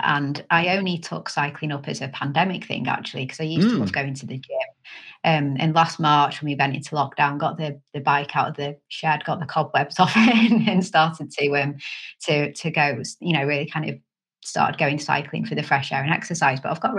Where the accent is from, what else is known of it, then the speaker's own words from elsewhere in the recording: Canada; born there; so I was born in Canada. I'm half Canadian, half British. Well, kind of. I've got Canadian citizenship as well as British.